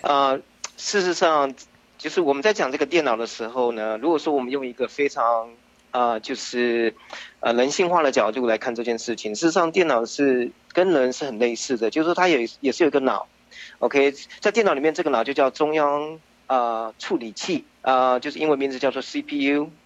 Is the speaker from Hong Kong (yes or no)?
no; Taichung, Taiwan; moved away as an adult; now in United States; 我是在台湾出生的，呃，在台中出生，然后，呃，到美国之前，呃，我，我就，就是我，我读的是电子跟电脑工程，然后在美国之前呢，也，就在，呃，大众电脑下面的一个分支机构